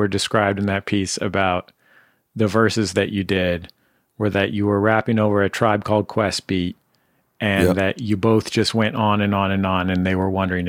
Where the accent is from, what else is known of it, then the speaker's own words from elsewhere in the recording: San Francisco, California, United States; I was from San Francisco.